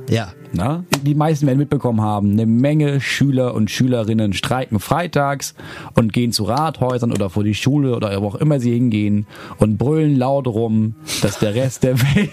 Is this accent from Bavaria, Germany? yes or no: no; Schleswig-Holstein, Germany; ich komme aus Schleswig-Holstein.